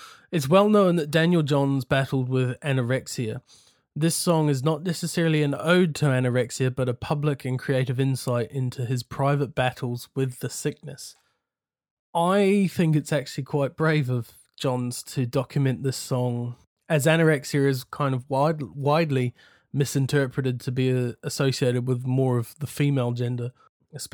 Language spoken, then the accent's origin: English; New Zealand; now in United Kingdom; Because I had a really tough time when I first got here fitting in, because I was very manly from New Zealand, going to cut down all the trees, lumberjack sort of thing.